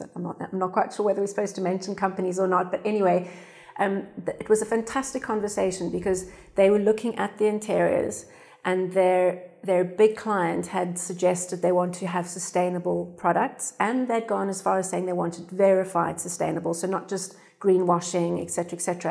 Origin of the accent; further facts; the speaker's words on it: South Africa; now in United Kingdom; I'm South African